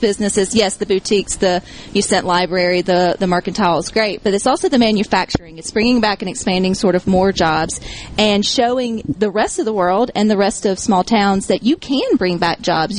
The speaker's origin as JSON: {"language": "English", "region": "Mississippi", "country": "United States", "tie": "born or raised there"}